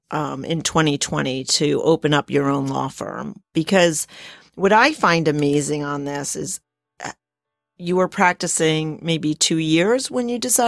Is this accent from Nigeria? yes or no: no; New Jersey, United States; moved away as an adult; now in South Jersey, United States; I'm from North Jersey originally, and so, you know, grew up 10 miles out of New York City, from New York City, and I didn't even know there was a real South Jersey until I got until I got married, but that's how I ended up down here.